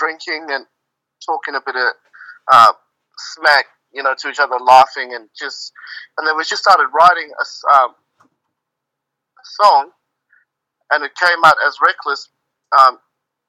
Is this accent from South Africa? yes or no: yes; South Africa; moved away; in my home country of South Africa